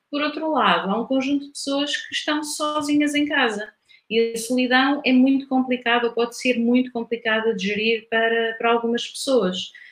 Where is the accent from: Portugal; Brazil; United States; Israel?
Portugal; Coimbra, Centro; moved away as an adult; also born or lived in Lisbon / London; nasci em Coimbra, ah, Vivi em Coimbra até aos 20 anos